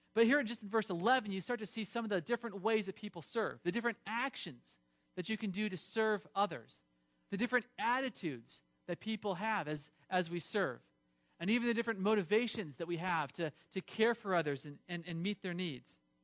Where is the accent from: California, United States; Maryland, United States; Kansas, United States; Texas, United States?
California, United States; I grew up in California